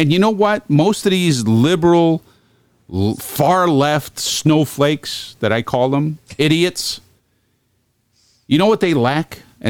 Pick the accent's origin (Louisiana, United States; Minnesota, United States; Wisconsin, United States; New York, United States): New York, United States; Brooklyn; I grew up in Brooklyn and I grew up, in an area, well, and in an Italian home.